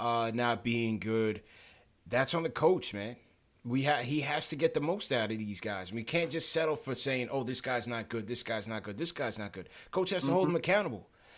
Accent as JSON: {"language": "English", "town": "New York City", "region": "New York", "country": "United States", "tie": "born or raised there", "said": "I was born in Brooklyn, man."}